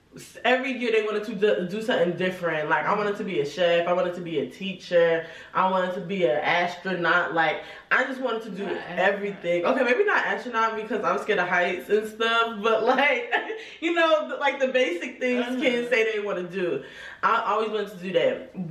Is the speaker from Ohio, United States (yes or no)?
no; New Jersey, United States; I'm from Jersey, Essex County. You know, I moved around a lot growing up, so I don't really claim one city. No cities could claim me. But, you know, Jersey.